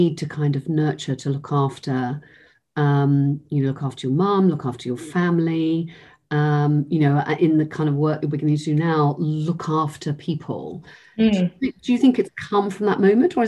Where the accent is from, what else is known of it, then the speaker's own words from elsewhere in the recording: Cornwall, South West England, United Kingdom; moved away as an adult; I grew up in Cornwall knowing that I couldn't stay